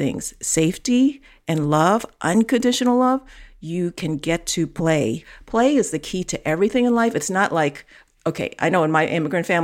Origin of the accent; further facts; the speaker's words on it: New York City, New York, United States; I grew up in Chinatown, New York. I grew up in the city